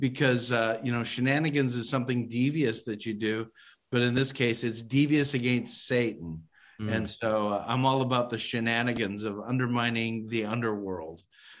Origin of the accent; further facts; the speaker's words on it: Calgary, Alberta, Canada; a student at the University of Calgary in my hometown of Calgary, Alberta, Canada